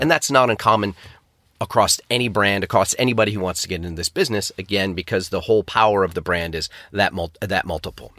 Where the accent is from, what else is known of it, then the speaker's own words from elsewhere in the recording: Syracuse, New York, United States; moved away as an adult; now in London, United Kingdom; I'm originally from Syracuse, New York